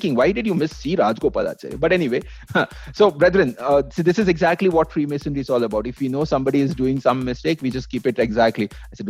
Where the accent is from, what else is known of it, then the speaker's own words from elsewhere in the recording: Maharashtra, India; My home state, Maharashtra.